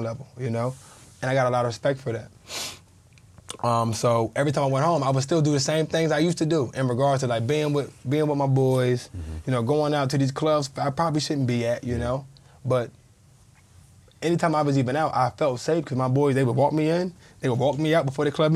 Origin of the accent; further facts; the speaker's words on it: Fayetteville, North Carolina, United States; I'm from Fayetteville, North Carolina, man. Fayetteville, Rayford, you know, from that area